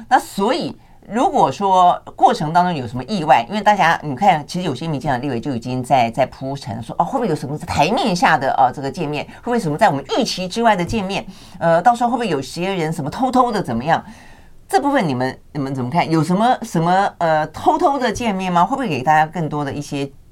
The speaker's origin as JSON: {"language": "Chinese", "country": "Taiwan", "said": "我们台湾这边的法令规定"}